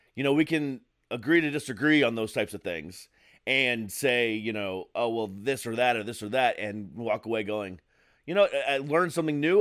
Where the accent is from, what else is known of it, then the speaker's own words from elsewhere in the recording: Florida, United States; moved away as an adult; also born or lived in Ohio; now in Maryland, United States; I moved to Florida when I was eight.